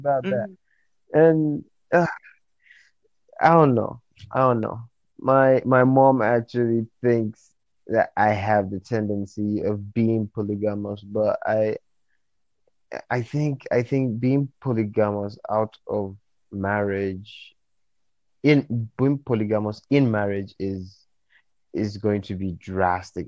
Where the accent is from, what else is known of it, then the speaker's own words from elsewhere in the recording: Nigeria; I'm from Nigeria